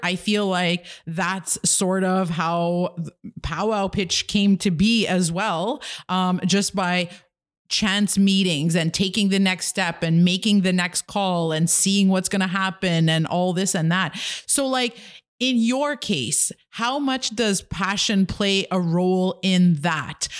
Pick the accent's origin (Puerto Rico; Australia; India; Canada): Canada; Kitigan Zibi, Quebec; I'm an entrepreneur from Kidagan, Zeebi, and Anishinaabe